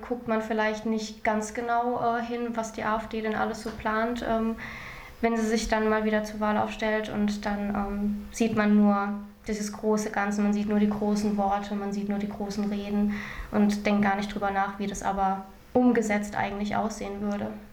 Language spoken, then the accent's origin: German; Germany; ich bin in Deutschland geboren